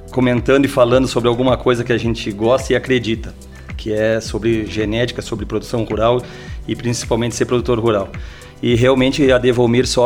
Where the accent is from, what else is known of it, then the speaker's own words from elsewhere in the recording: Santa Vitória do Palmar, Rio Grande do Sul, Brazil; Eu sou gaúcho de nascimento, eu sou de Santa Vitória do Palmar, uma